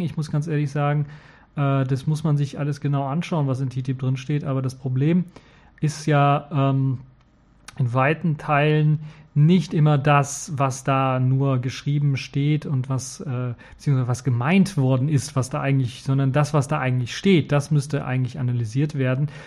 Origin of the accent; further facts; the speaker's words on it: Cologne, North Rhine-Westphalia, Germany; in Köln gegründet, also in meiner Heimatstadt quasi